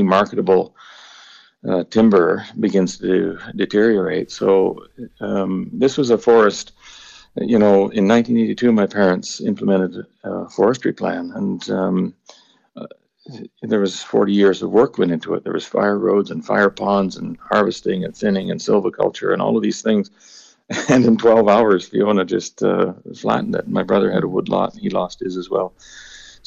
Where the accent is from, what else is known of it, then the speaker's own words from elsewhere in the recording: Nova Scotia, Canada; moved away as an adult; now in Ireland; I grew up in Nova Scotia. Nova Scotia is my home. I've been in Ireland now for 6 years